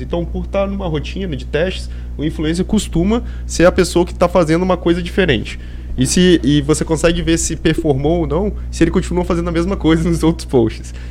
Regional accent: Vitória, Espírito Santo, Brazil; sou de Vitória

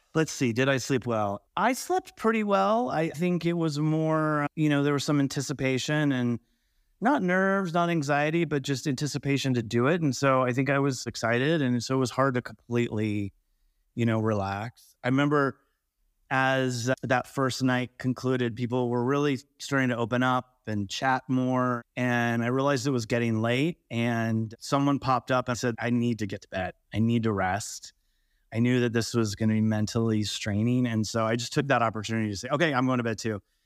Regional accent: California, United States; also born or lived in Colorado; now in Montana, United States; I grew up in California

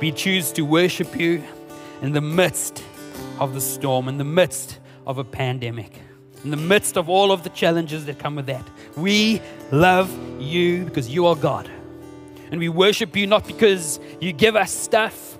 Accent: South Africa; first language Afrikaans; English is a second language; I'm actually Afrikaans, and my cousin and I were speaking Afrikaans to one another

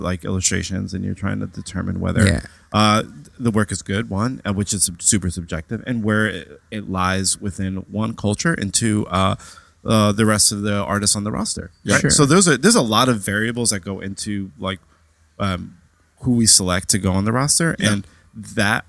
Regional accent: New York, United States; born and raised in New York

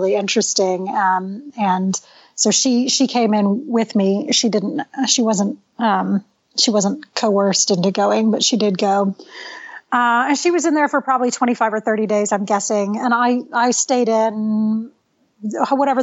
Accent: Texas, United States; moved away as an adult; also born or lived in California; I came back to Texas. I'm basically from Texas

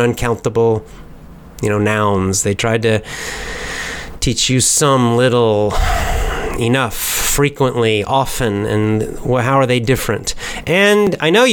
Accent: United States; accent: American; me and other Americans

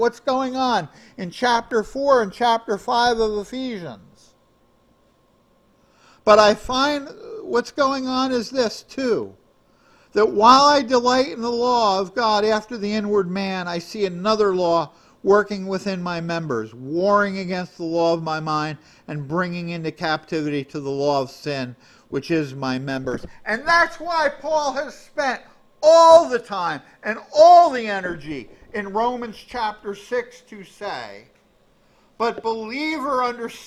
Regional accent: United States; I'm an American

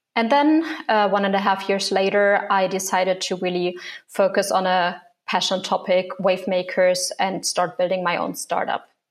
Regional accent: Germany; moved away as an adult; also born or lived in Hong Kong; So I grew up in Germany, but when I was 19, I moved abroad

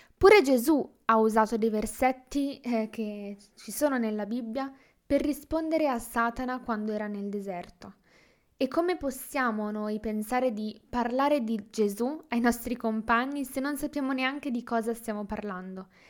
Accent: Milan, Lombardy, Italy; ho diciassette anni e vengo da Milano

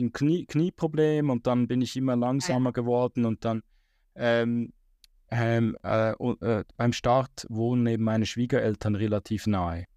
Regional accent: Switzerland; bei uns in der Schweiz

